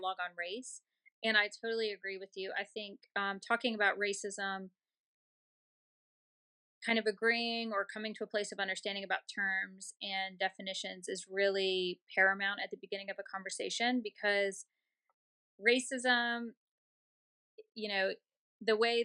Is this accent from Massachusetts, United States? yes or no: no; Baton Rouge, Louisiana, United States; I'm from Baton Rouge, grew up here